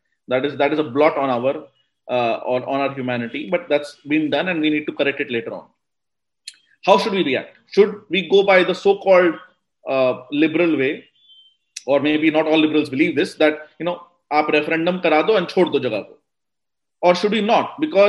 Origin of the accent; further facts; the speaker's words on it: India; I'm simply arguing for the state to see me as an individual citizen, as an Indian, only the state.